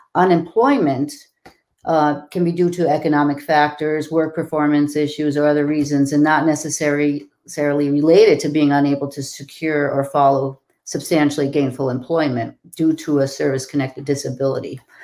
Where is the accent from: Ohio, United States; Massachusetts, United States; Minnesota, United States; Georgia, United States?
Massachusetts, United States; I am from Massachusetts